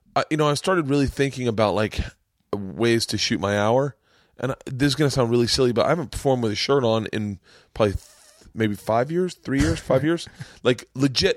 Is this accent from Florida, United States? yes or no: yes; Florida, United States; I grew up in Florida.